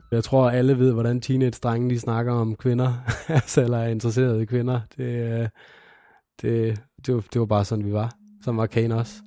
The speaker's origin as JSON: {"language": "Danish", "town": "Randers", "region": "Central Denmark Region", "country": "Denmark", "tie": "born or raised there", "said": "jeg kommer fra Randers, hvor jeg er født og opvokset"}